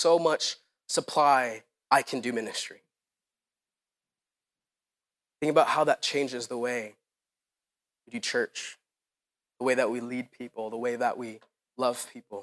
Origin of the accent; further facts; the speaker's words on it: Philippines; now in United States; I grew up in the Philippines